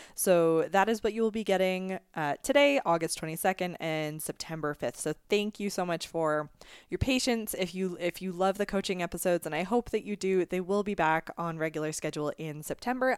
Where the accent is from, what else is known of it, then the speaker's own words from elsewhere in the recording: Canada; also born or lived in Scotland; in Canada since the age of two. So I consider myself very, as Canadian as I could be besides being born here.